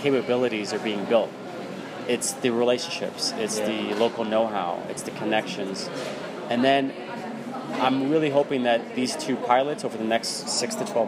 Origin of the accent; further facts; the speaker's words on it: Philadelphia, Pennsylvania, United States; also born or lived in New York; I was born in Philadelphia, city of brotherly love